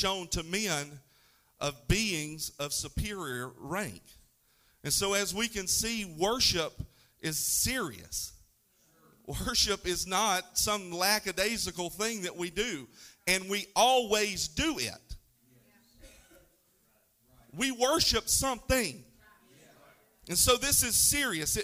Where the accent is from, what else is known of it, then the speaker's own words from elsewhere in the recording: North Florida, United States; I'm from North Florida, so I don't speak Greek.